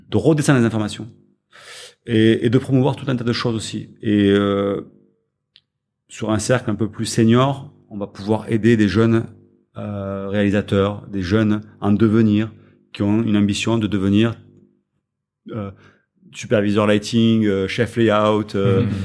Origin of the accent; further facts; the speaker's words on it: France; on est français